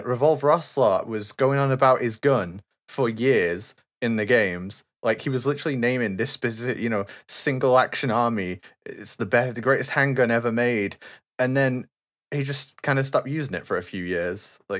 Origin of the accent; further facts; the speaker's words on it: England, United Kingdom; I'm from England. We got like muskets and stuff. We don't have guns.